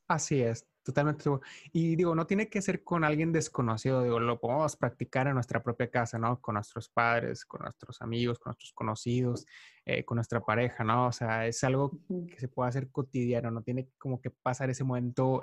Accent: Mexico; soy mexicano

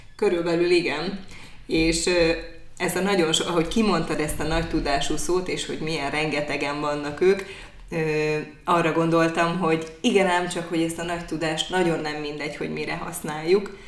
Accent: Hajdúdorog, Hajdú-Bihar, Hungary; now in Debrecen, Hungary; én hajdudorok szélén nőttem föl

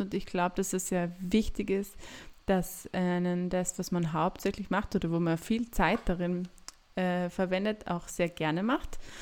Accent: Graz, Styria, Austria; also born or lived in Lassnitzhöhe, Graz-Umgebung; ich bin in Graz geboren, bin auch in Graz aufgewachsen

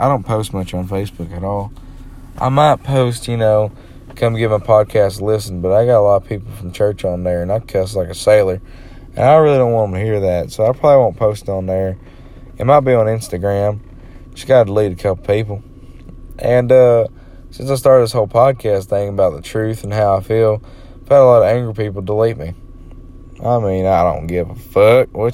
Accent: United States; I'm an American

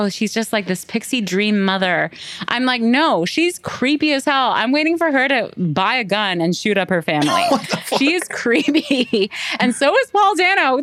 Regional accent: Canada; We're Canadian

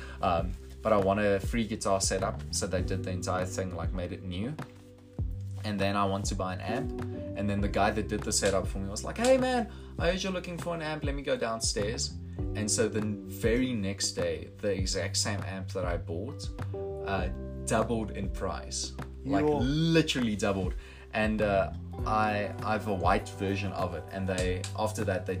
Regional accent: Potchefstroom, North West, South Africa; I'm from Poch

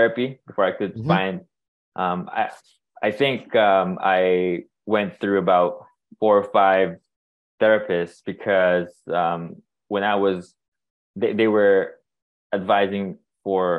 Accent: Philippines; moved away; I'm born and raised in the Philippines, and I was raised in a culture that, lacked awareness about mental health

